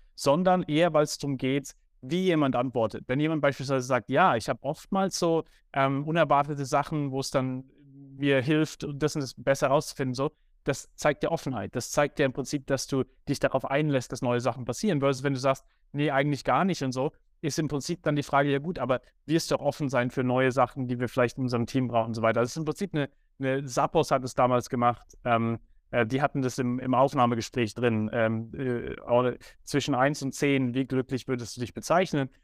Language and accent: German; Germany; Ich bin in Deutschland aufgewachsen